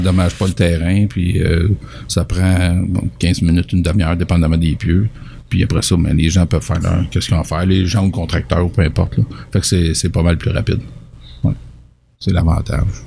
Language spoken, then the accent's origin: French; Richmond, Quebec, Canada; suis natif de Richemont. Je suis parti, je suis revenu.